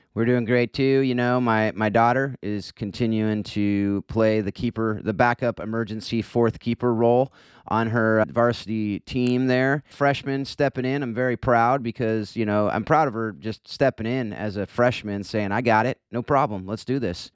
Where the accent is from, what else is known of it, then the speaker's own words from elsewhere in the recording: Southern California, United States; I'm a Northern California guy, born and raised in SoCal